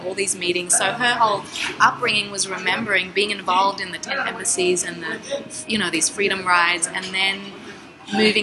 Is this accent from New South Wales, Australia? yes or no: yes; Sydney, New South Wales, Australia; moved away; Randwick is the part of Sydney where I grew up